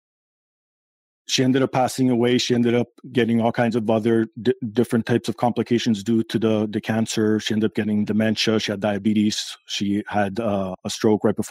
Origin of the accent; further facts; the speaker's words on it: Toronto, Ontario, Canada; I was born here in Toronto, Canada. And my parents are immigrants from Portugal